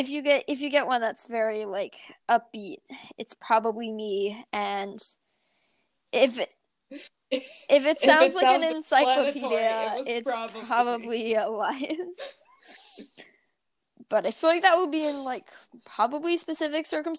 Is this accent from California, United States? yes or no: yes; California, United States; I'm from California